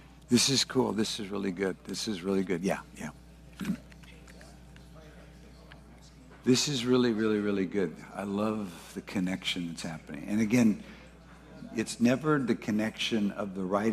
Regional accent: Ventura, California, United States; I grew up in Ventura

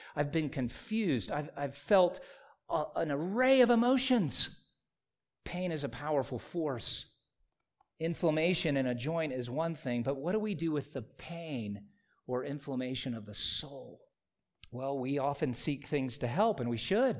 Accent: South Carolina, United States; When I was a child growing up in South Carolina

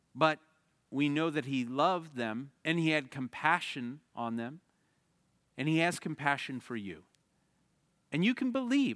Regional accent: the Midwest, outside of Chicago, Illinois, United States; now in Arizona, United States; I grew up in the Midwest, outside of Chicago

